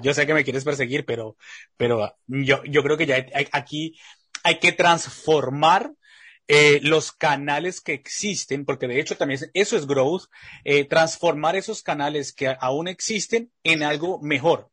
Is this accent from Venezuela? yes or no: no; Colombia; yo que soy colombiano